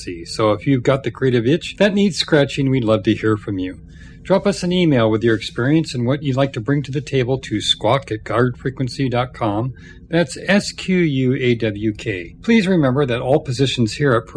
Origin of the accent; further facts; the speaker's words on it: United States; as an American